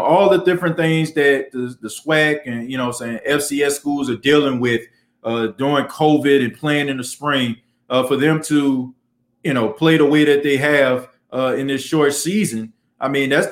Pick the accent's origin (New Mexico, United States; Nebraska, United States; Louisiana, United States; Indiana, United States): Louisiana, United States; New Orleans; I was born and raised in the Ninth Ward in New Orleans